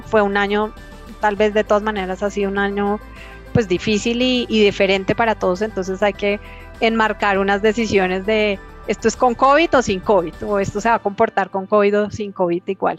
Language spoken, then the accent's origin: Spanish; Colombia; como colombianos